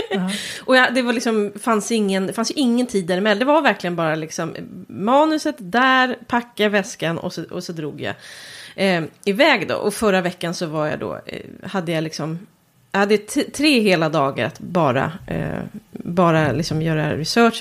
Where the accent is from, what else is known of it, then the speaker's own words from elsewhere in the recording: Stockholm, Stockholm County, Sweden; accent: Stockholmsprat (Stockholm speech); jag bor ju ändå i Stockholm och kommer dit med mitt Stockholmsprat